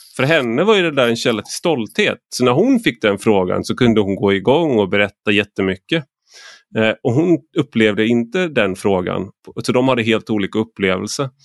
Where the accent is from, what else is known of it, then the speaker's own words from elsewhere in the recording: Gothenburg, Västra Götaland, Sweden; jag är uppvuxen i Majorna